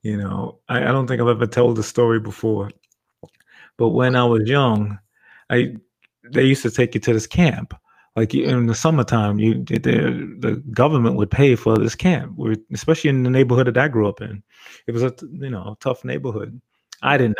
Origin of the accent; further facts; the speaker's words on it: Long Island, New York, United States; also born or lived in Brooklyn, New York; I'm from Long Island. So I grew up in Brooklyn for probably about till I was like 7 years old or so. Then I went to Long Island